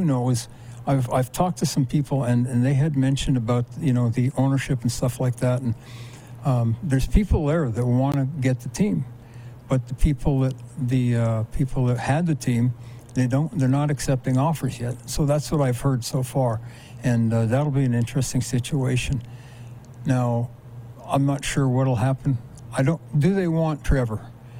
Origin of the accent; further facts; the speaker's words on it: Winnipeg, Manitoba, Canada; My hometown.